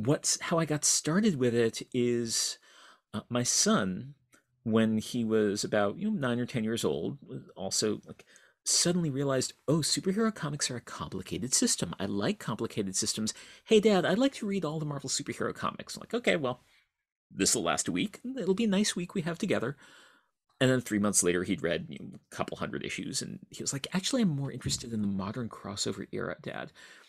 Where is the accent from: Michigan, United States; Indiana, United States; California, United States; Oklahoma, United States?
Michigan, United States; East Lansing; I grew up in East Lansing, Michigan, where fortunately I had access through my dad, who was a professor at Michigan State